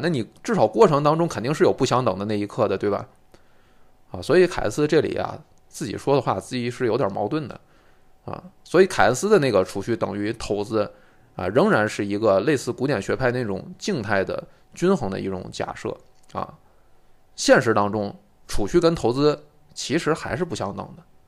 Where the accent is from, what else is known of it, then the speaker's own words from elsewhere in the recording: China; 我们中国人其实对理解坎思的这个推理应该是能有很切实的感受的